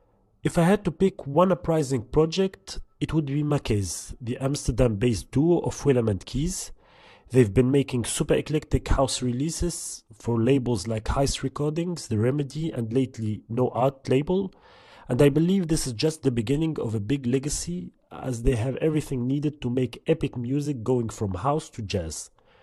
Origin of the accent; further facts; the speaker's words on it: Tunisia; now in Paris, France; I was born and raised in Tunisia and now based in Paris.